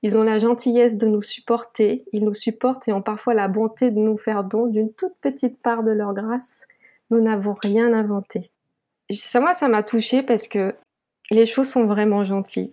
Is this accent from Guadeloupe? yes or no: yes; Guadeloupe; je vis et je suis née en Guadeloupe